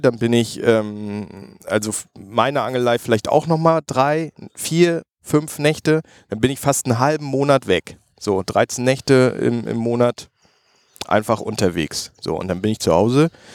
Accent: Mecklenburg-Vorpommern, Germany; Ich bin ja Mecklenburger

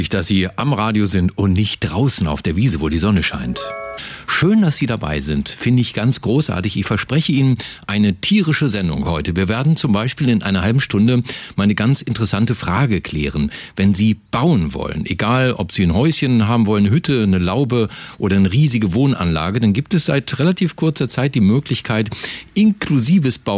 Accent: Lower Saxony, Germany; Wir kommen da ja auch aus der Ecke da, Niedersachsen.

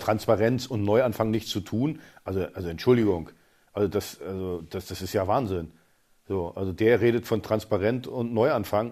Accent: East Germany, Germany; ich bin als, als Ossi aus der, aus der DDR gekommen, Stasi geschädigt und alles

